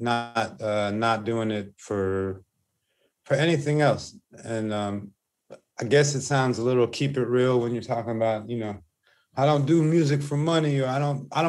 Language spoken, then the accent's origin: English; Los Angeles, California, United States; also born or lived in Hollywood / Santa Monica; I moved with my mom to where she can afford. And that was Venice